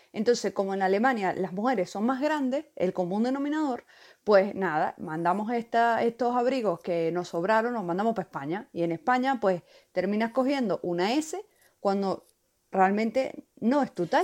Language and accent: Spanish; Valencia, Carabobo, Venezuela; moved away; soy de aquí, de, Valencia, aquí, yo nací aquí